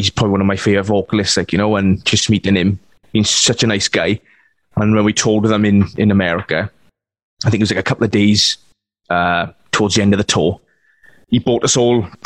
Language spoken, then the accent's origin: English; Wales, United Kingdom; being Welsh